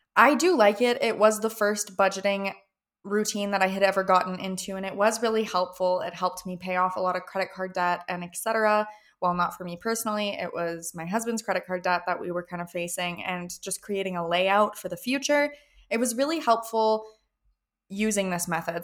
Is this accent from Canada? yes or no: yes; Canada; I am from Canada